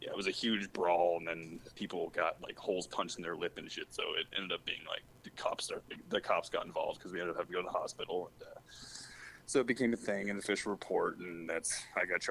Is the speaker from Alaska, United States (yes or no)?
yes; Alaska, United States; moved away as an adult; I'm from Alaska.